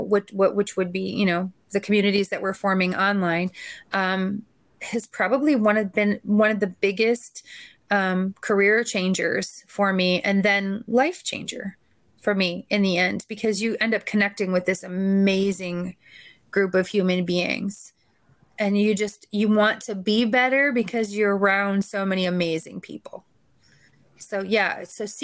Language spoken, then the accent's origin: English; Chicago, Illinois, United States; I'm from the Chicagoland area